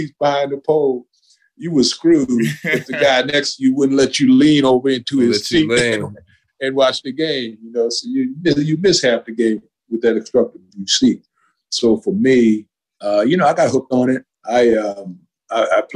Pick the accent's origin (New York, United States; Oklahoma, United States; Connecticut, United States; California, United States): New York, United States; Hempstead; also born or lived in Roosevelt, Long Island; So I grew up in Hempstead, Long Island, and I did K through 8 in Hempstead, Long Island. I did 9 through 12 in Roosevelt, Long Island